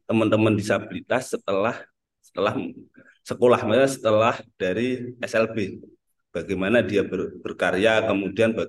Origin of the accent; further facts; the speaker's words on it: Trenggalek, East Java, Indonesia; born there; asli uh, lahir di Trenggalek, sekarang domisili juga di Trenggalek.